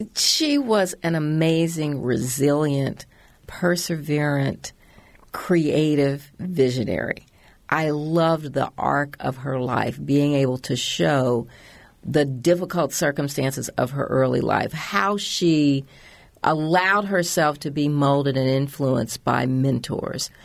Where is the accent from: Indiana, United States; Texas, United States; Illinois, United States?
Indiana, United States; Indianapolis; moved away; also born or lived in Washington; I grew up in Indianapolis